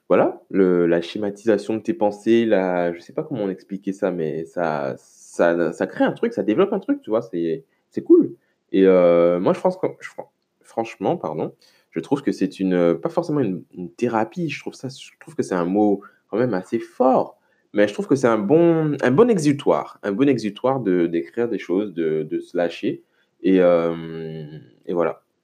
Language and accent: French; Le Lamentin, Martinique; chez moi au Lamentin